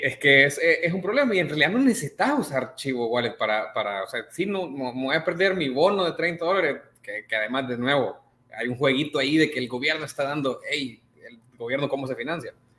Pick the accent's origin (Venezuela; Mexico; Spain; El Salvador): El Salvador